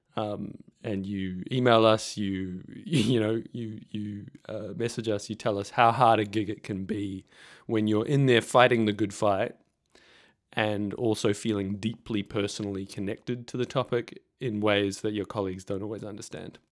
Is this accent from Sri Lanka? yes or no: no; New Zealand; moved away as an adult; now in Victoria, Australia; I'm a Kiwi. I was in New Zealand at this time